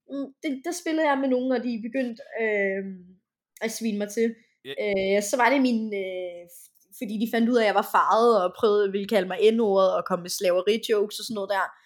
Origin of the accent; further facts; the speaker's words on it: Denmark; jeg sagde, jeg er fra Danmark, men jeg er, men jeg er rigtig asiat